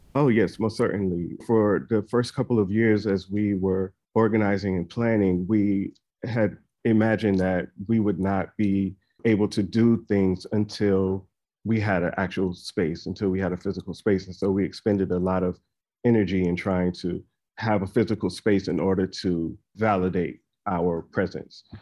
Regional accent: South Carolina, United States; church choirs that I grew up in South Carolina

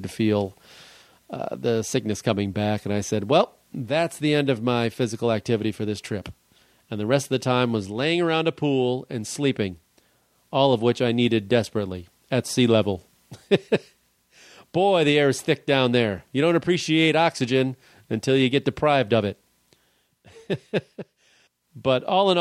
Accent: Chicago, Illinois, United States; also born or lived in Brooklyn, New York; I grew up in Chicago

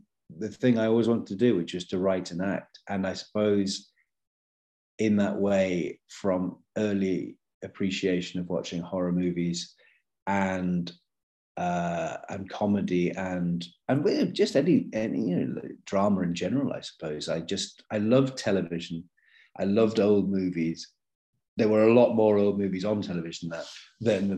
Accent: United Kingdom; moved away as an adult; And it was filming in my hometown.

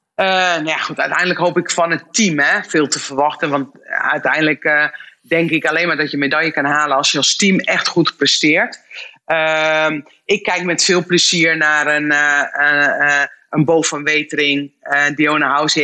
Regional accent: Netherlands

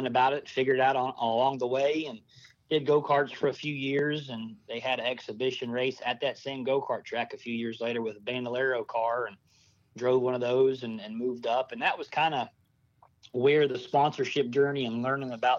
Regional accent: Columbia, South Carolina, United States; I grew up in Columbia, South Carolina, so Darlington

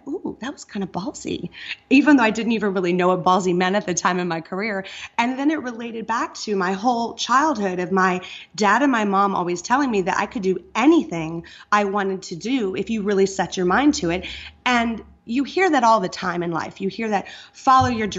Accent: Iowa, United States; moved away; I kind of come from that safe zone of being born and raised in Iowa

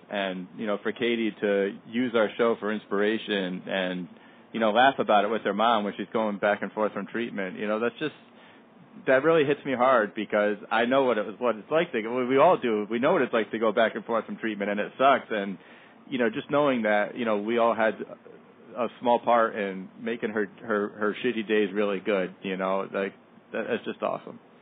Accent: Danbury, Connecticut, United States; my hometown, Danbury, Connecticut

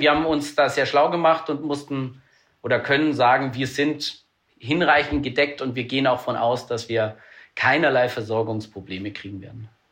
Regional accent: Germany; als Deutsche

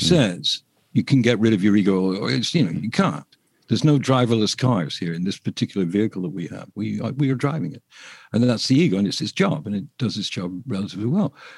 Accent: England, United Kingdom; I'm English

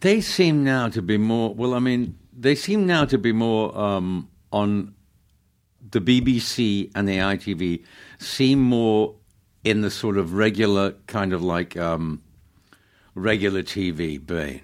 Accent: Manchester, North West England, United Kingdom; moved away; I grew up in, uh, Manchester

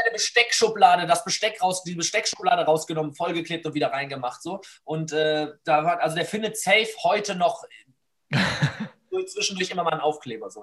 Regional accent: Essen, North Rhine-Westphalia, Germany; hier bei uns in Essen

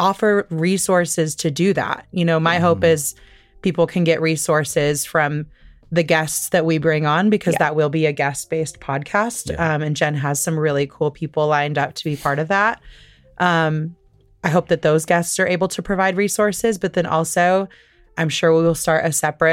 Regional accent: Midwest, United States; living in a place where we grew up in the Midwest

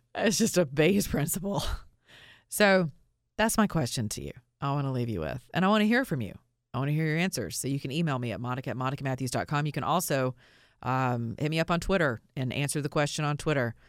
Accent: Georgia, United States; I'm from Georgia

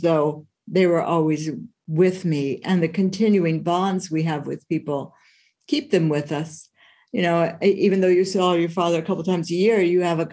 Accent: San Francisco Bay Area, California, United States; I've grown up on the West Coast my whole life. I've grown up and lived in the San Francisco Bay Area

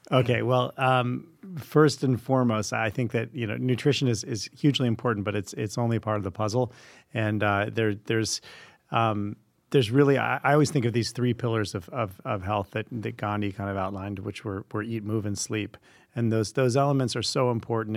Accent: Vermont, United States; I grew up in Vermont

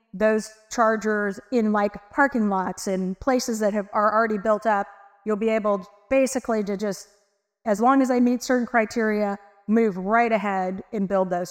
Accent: Texas, United States; I am from Texas

